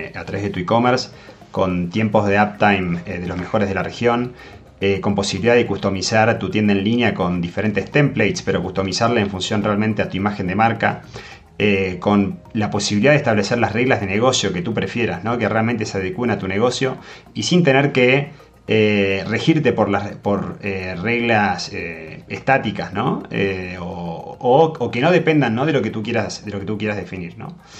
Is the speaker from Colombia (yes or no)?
no; Argentina; accent: Argentine; moved away; por si todavía no se notó de mi acento, yo soy nacido en Argentina